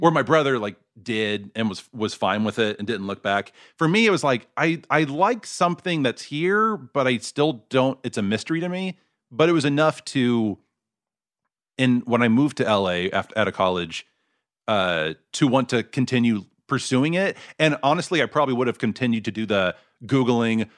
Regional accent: Mesquite, Texas, United States; moved away; I grew up in, uh, a suburb called Mesquite

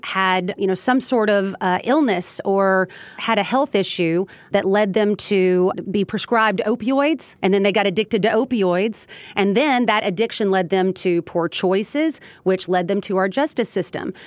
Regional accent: Elizabethtown, Kentucky, United States; my hometown of Elizabethtown, Kentucky.

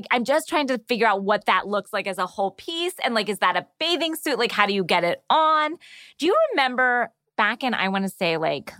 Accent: the South, United States; I'm from the South.

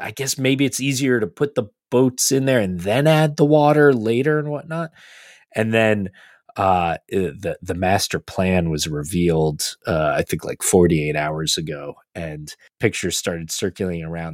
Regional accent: United States; as American fans

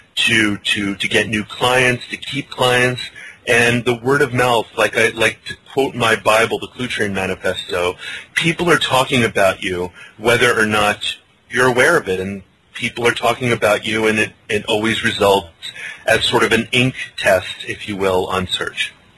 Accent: Hawaii, United States; moved away; a poi eater I was growing up in Hawaii

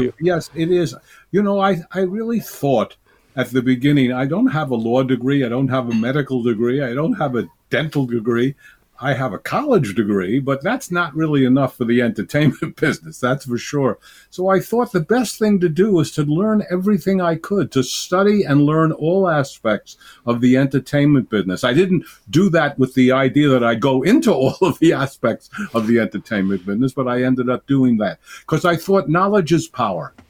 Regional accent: New York City, New York, United States; I'm a New Yorker.

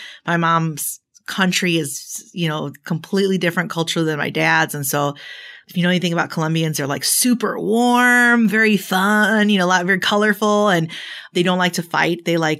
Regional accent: Chicago, Illinois, United States; I was, yes. And I was actually going to ask you when you say where you're from. I'm like, that question is very loaded, but let me tell you where I was born. I was born in Chicago.

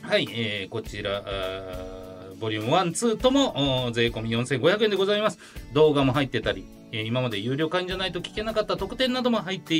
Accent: Fukuyama, Hiroshima, Japan; 広島県福山市、僕の出身地で、えー、福山アニメという福山の福山アニメというアニメのイベントを行います。

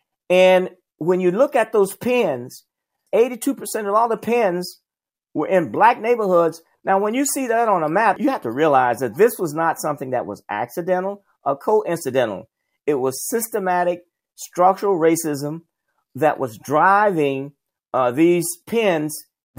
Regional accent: South Alabama, United States; I grew up in the South, Jim Crow South. I grew up in a in Alabama, in South Alabama, and went to all black elementary, middle, and high school. In my neighborhood, it was all black.

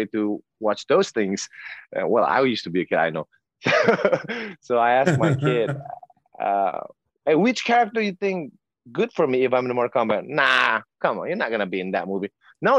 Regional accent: South Sumatra, Indonesia; I was born in South Sumatra. We were so poor

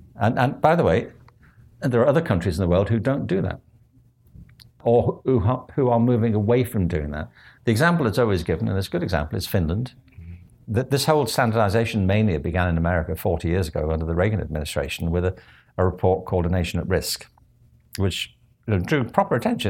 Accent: Liverpool, North West England, United Kingdom; also born or lived in Stratford; now in Los Angeles, United States; I grew up in Liverpool

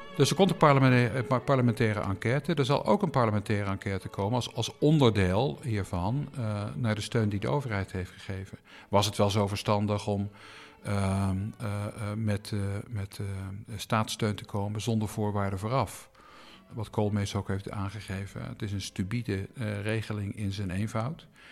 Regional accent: Eindhoven area, North Brabant, Netherlands; moved away; waar ik ben opgegroeid, het eh, Eindhovense Dagblad, het Brabants

